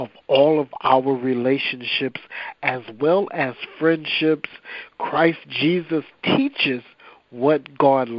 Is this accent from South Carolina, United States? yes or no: no; Rock Island, Illinois, United States; also born or lived in Quincy, Illinois / Davenport, Iowa; now in Wichita, United States; I was born in Quincy, Illinois, and raised in what is called the Quad Cities, which is like Rock Island, Illinois, and Davenport, Iowa